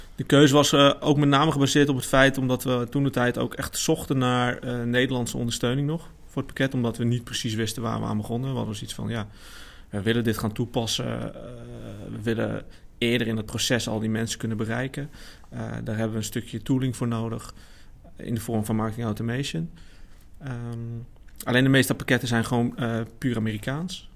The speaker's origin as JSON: {"language": "Dutch", "town": "Amersfoort", "region": "Utrecht", "country": "Netherlands", "tie": "born or raised there", "said": "kom uit Amersfoort, geboren en getogen."}